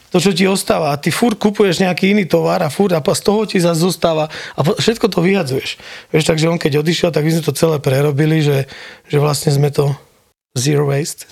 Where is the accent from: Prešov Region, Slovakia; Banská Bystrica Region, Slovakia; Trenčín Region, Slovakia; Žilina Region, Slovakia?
Trenčín Region, Slovakia; Prievidza; moved away as an adult; also born or lived in Germany / Bojnice; now in Kitzbühel, Austria; ja som kokot z Prievidze